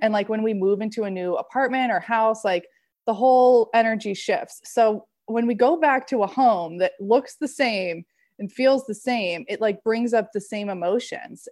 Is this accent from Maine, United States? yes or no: yes; Maine, United States; moved away as an adult; now in California, United States; In California, I'm from Maine originally